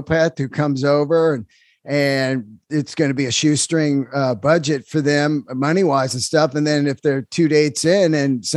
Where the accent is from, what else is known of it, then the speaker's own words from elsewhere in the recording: San Francisco, California, United States; I grew up in San Francisco.